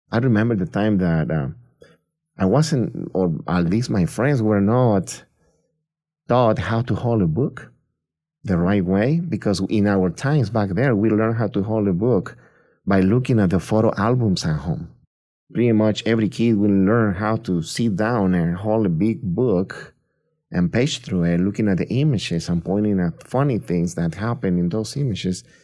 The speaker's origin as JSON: {"language": "English", "town": "Tampico", "region": "Tamaulipas", "country": "Mexico", "tie": "born or raised there", "moved": "as an adult", "lives_now": "United States", "said": "I'm originally born and raised in Mexico. I grew up in a small town in the coast of the Gulf of Mexico, Tampico, Tamaulipas, which is right below Texas."}